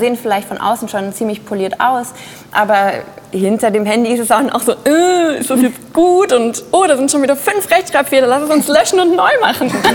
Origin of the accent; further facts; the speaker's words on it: Düsseldorf, North Rhine-Westphalia, Germany; ich bin aus Düsseldorf.